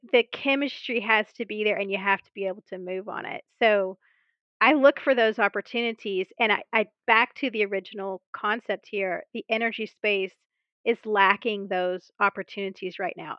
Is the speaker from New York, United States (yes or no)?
no; Mobile, Alabama, United States; moved away; go back to my hometown, Mobile, Alabama